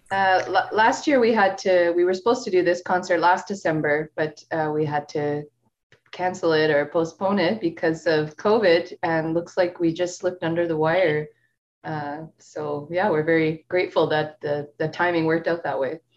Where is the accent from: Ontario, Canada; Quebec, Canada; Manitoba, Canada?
Manitoba, Canada; Steinbach; I grew up in Steinbach, uh, not knowing anything about Latin music or Latin people